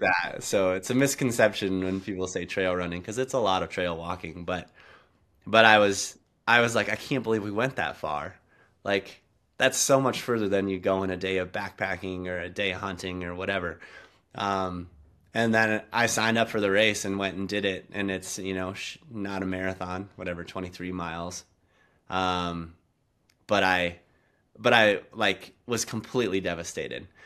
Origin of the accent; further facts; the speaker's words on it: South Dakota, United States; now in Montana, United States; I, I grew up in South Dakota, like, in the Black Hills, um, right by Mount Rushmore.